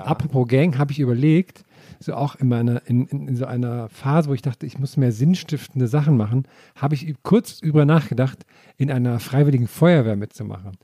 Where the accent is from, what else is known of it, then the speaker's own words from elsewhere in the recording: Thuringia, Germany; moved away; mein Heimatdorf zurückdenke in Thüringen